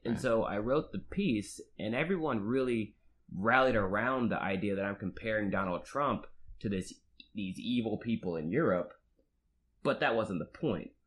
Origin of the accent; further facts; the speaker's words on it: Marietta, Georgia, United States; I'm from the suburbs of Atlanta, Georgia, Marietta, Georgia.